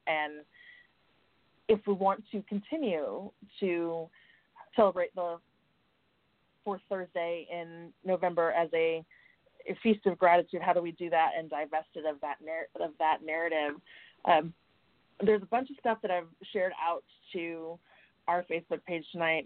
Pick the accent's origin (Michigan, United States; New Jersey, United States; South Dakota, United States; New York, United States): South Dakota, United States; my home state was the first state